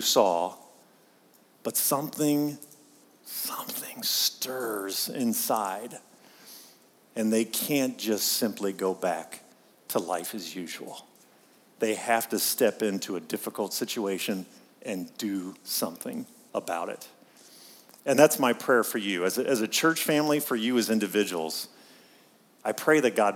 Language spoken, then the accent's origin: English; Pittsburgh, Pennsylvania, United States; I'm from Pittsburgh